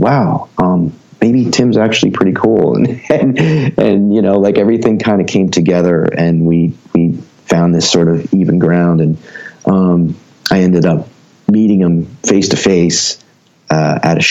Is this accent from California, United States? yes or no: no; Ewing Township, New Jersey, United States; also born or lived in Trenton, New Jersey / Lawrenceville, New Jersey; born in Trenton, and grew up in Ewing Township, which was just a suburb of Trenton